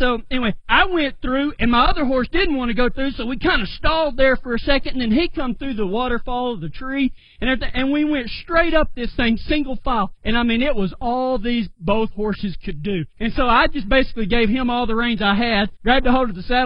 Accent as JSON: {"language": "English", "region": "West Texas", "country": "United States", "said": "I come from the Mesa country of West Texas"}